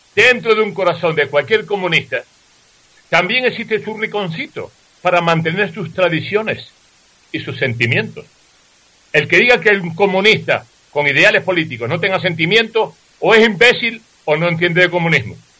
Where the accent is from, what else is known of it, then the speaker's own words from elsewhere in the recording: Tazacorte, Canary Islands, Spain; Ese es mi pueblo.